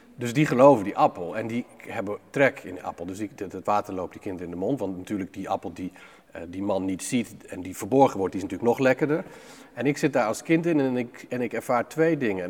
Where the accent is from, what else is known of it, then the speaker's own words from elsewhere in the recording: Groningen, Netherlands; met ouders uit hele grote steden op te groeien in een, in een plek van 400 mensen